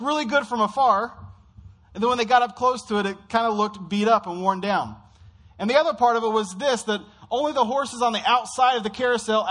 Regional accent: Midwest, United States; for kids growing up in the Midwest

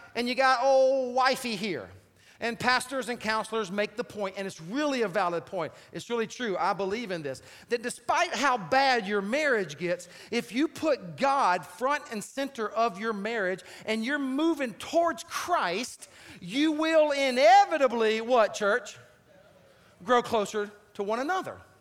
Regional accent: South Carolina, United States; I grew up in South Carolina

